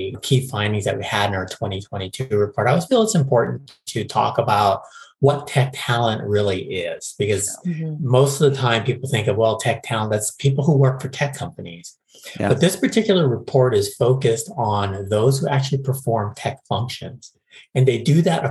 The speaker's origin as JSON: {"language": "English", "town": "Honolulu", "region": "Hawaii", "country": "United States", "tie": "born or raised there", "moved": "as an adult", "lives_now": "San Francisco, United States", "said": "I was born and raised in Honolulu, Hawaii, and moved to San Francisco in 2000"}